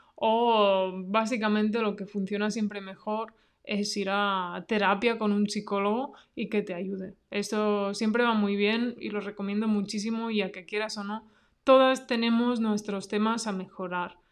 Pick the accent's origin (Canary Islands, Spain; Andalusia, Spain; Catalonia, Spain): Catalonia, Spain; near Barcelona; yo pues soy de Cataluña, ¿no? De cerca de Barcelona